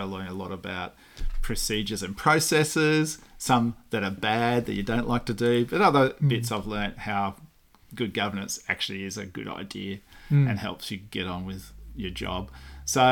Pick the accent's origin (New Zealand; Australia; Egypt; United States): Australia; Canberra, Australian Capital Territory; also born or lived in Forbes, New South Wales / Melbourne; I grew up in Belconnen, Higgins, the suburb of Higgins in Belconnen